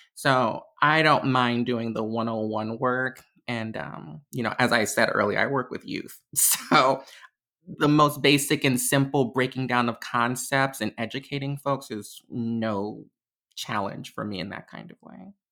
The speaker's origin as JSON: {"language": "English", "town": "Chicago", "region": "Illinois", "country": "United States", "tie": "born or raised there", "said": "I am from Chicago, Illinois, um, born and raised my entire life"}